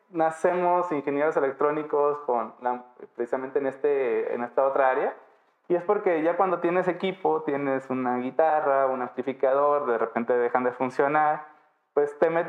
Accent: Miraflores, Baja California Sur, Mexico; yo nací en Miraflores, un pueblo al norte del municipio de Los Cabos. En realidad, pues soy de toda esa zona norte, ¿no? Esa zona rural del municipio.

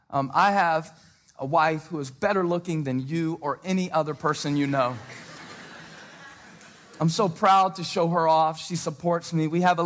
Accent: Moncks Corner, South Carolina, United States; Growing up in Monk's Corner, South Carolina, with a dad who dropped out of school in the eighth grade.

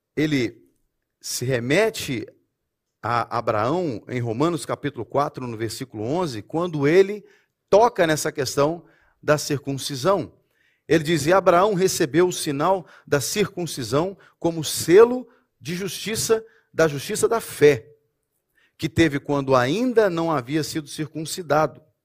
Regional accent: Brazil; moved away; eu posso falar como brasileiro

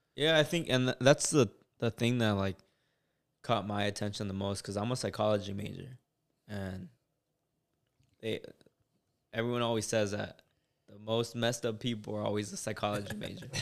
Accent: United States; also born or lived in Mexico; I grew up in Bowen Park.

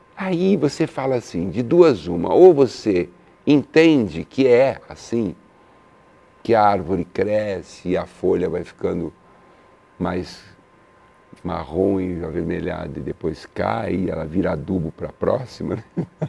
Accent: São Paulo, Brazil; eu sou italiano, de São Paulo

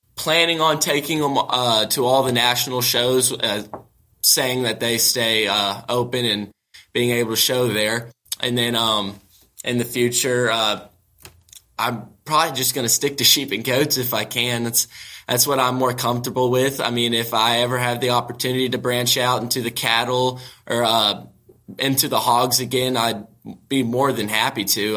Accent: Zephyr, Texas, United States; I'm from Zephyr, Texas, very central

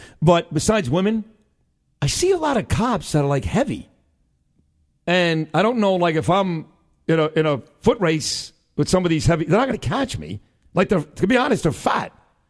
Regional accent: New York City, New York, United States; I grew up in Sheepshead Bay, and I'm more Brooklyn than anybody you know.

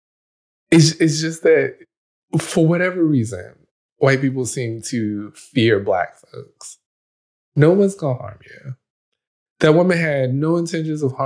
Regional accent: United States; I am a Black man. I grew up in America

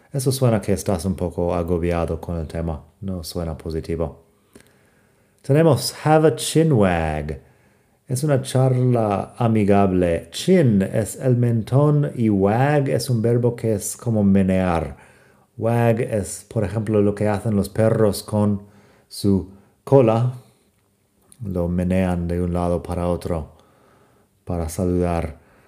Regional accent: United States; soy de Estados Unidos y no, no hablo con acento británico.

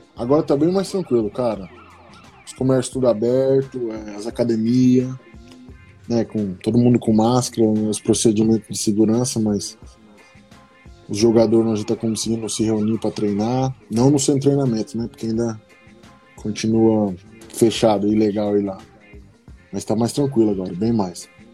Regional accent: Brazil; moved away as an adult; vim do Brasil, college, nunca joguei college ou high school nos Estados Unidos.

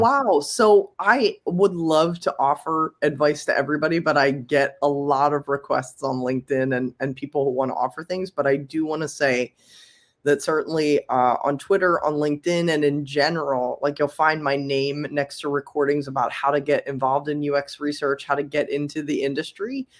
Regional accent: Philadelphia, Pennsylvania, United States; I'm from Philly for sure

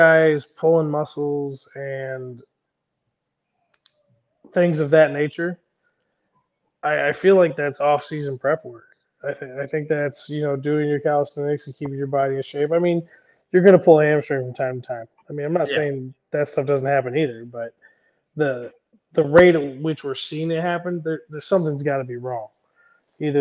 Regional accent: Indiana, United States; also born or lived in St. Louis, Missouri; growing up in Indiana

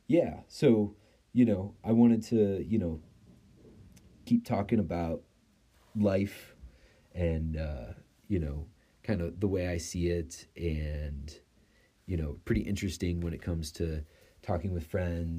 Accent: Chicago, Illinois, United States; also born or lived in Italy; growing up in the Chicagoland area

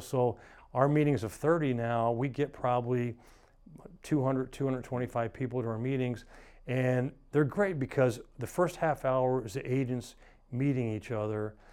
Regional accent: Atlanta, Georgia, United States; moved away; I grew up in Atlanta

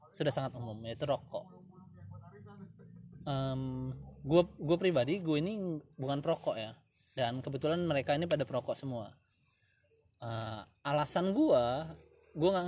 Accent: Lampung, Indonesia; karena gue orang Lampung asli orang Lampung asli itu memegang prinsip namanya PIL atau harga diri

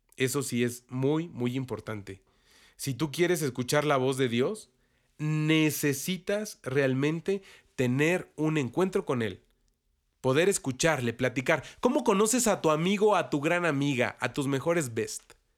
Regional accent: Mexico; los que somos mexicanos y católicos

